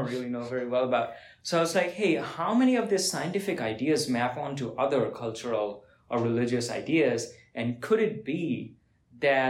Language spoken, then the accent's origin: English; India; I'm from India